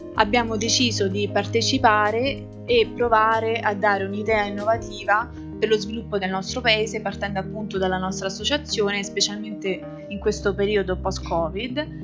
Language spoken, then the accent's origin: Italian; province of Rome, Lazio, Italy; moved away as an adult; now in Brussels, Belgium; sono originaria della provincia di Roma e vivo all'estero ormai dal 2012